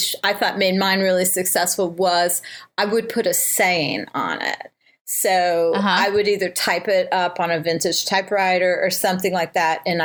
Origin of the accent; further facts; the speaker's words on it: Cincinnati, Ohio, United States; also born or lived in Northern California; now in St. Louis, United States; my hometown of Cincinnati